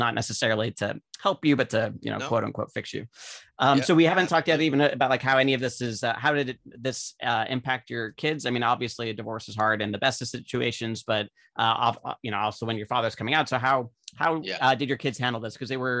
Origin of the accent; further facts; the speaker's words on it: Utah, United States; So I'm from Utah. I was raised Mormon.